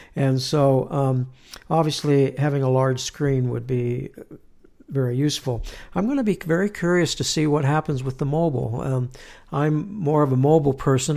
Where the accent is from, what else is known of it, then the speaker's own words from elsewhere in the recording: Southern California, United States; moved away as an adult; now in Utah, United States; I'm from California, born and raised mm-hmm. there, uh, Southern California